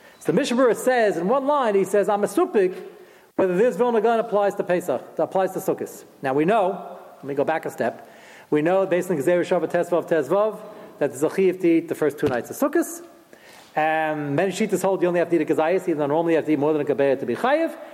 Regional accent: New York City, New York, United States; moved away; I'm originally from Brooklyn

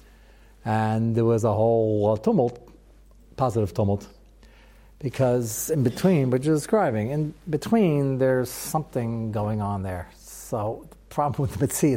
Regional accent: United States; as an American

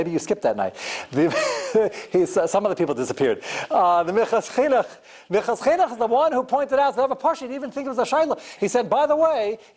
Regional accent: United States; I'm not only as American as everybody here being a citizen, I'm more American. I've been here longer than you have, more generations.

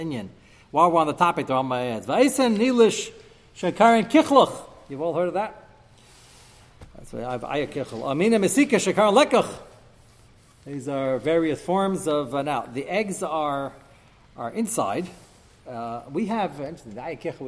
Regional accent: United States; moved away; I grew up in America

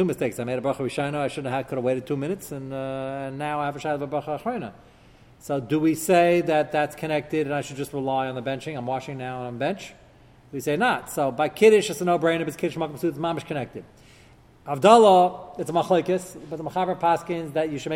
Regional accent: United States; As an American

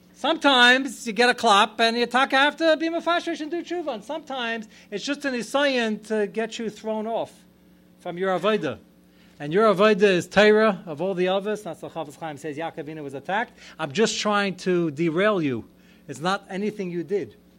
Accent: United States; I'm more American than anybody sitting here. I'm fifth generation American

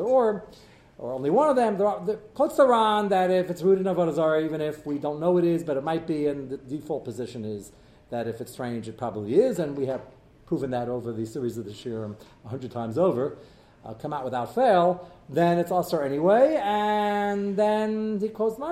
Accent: United States; I'm American, I'm embedded in society

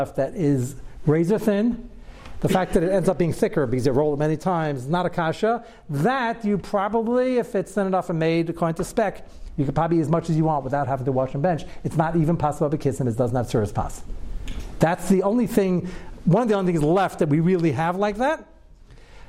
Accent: United States; I was born in America also

